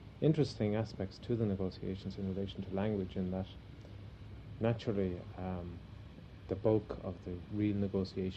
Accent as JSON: {"language": "English", "country": "Ireland", "said": "We are Irish and we speak Irish"}